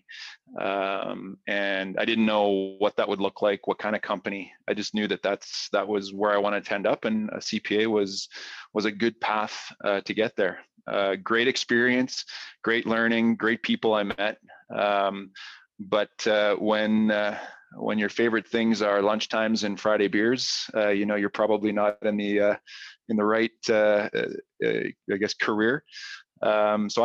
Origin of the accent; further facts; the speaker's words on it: Edmonton, Alberta, Canada; moved away as an adult; now in Calgary, Canada; I'm from Edmonton, a U of A grad. Moved to Calgary after graduating